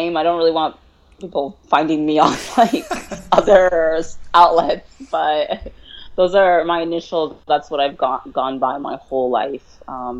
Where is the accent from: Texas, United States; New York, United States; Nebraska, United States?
Nebraska, United States; Bellevue; I'm from Bellevue, Nebraska. It's like a little suburb out of the big city, Omaha.